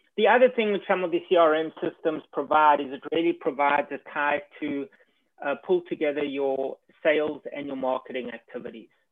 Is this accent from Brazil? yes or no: no; South Africa; moved away as an adult; also born or lived in New York; now in United States; I was born and educated in South Africa